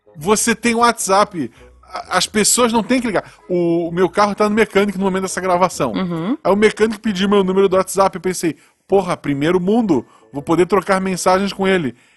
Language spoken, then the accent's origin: Portuguese; Florianópolis, Santa Catarina, Brazil; moved away as an adult; now in Gaspar, Brazil; Eu nasci em Florianópolis, uhum. que é uma capital, embora seja uma capital pequena, porque é uma ilha não tem muito espaço para crescer. Uhum. É, de lá, eu vim